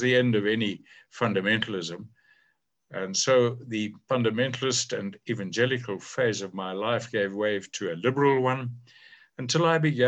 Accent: South Africa; Growing up under apartheid

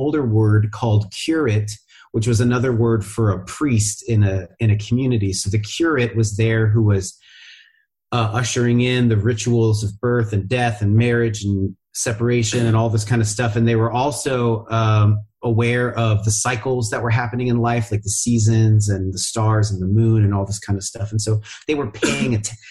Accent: Seattle, Washington, United States; I grew up in Seattle

